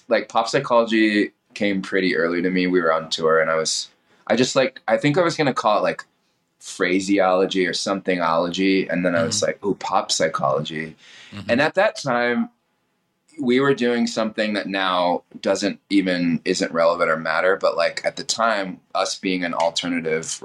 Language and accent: English; Temecula, California, United States; LA was always my backyard growing up in Temecula